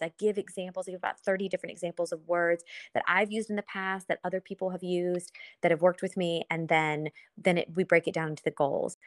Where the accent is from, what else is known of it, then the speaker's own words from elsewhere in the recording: Lexington, Kentucky, United States; moved away as an adult; now in South Florida, United States; I am originally from Lexington, Kentucky.